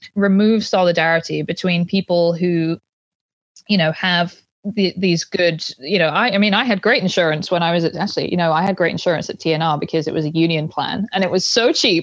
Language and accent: English; Banbury, South East England, United Kingdom; moved away; the local hospital in my hometown